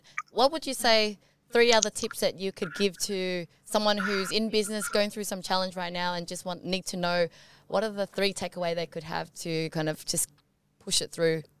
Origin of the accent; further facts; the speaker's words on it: Vietnam; now in Australia; I was born in Vietnam, I know what poverty is. But you forget, you live in Australia